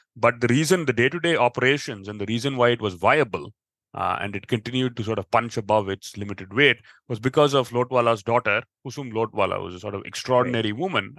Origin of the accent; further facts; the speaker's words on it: United States; growing up in the us